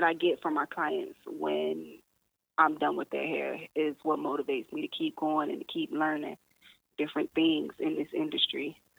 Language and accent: English; Miami, Florida, United States; moved away as an adult; now in Savannah, United States; No, I'm actually from Miami.